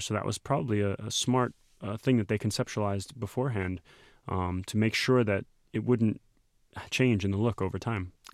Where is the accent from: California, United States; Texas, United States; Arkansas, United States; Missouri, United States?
Texas, United States; moved away; my home state